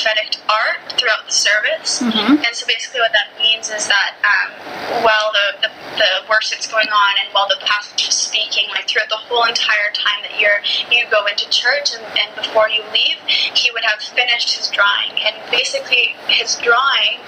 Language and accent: English; Canada; my country in Canada